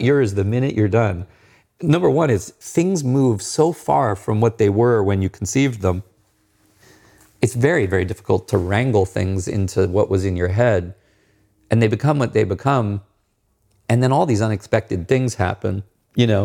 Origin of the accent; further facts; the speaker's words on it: Maryland, United States; I grew up near the Chesapeake Bay